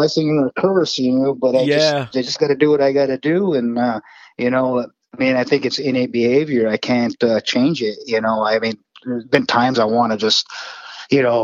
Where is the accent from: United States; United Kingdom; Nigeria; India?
United States; Wakefield, Michigan; accent: Northern Michigan; moved away as an adult; now in Memphis, United States; my hometown of Wakefield, Michigan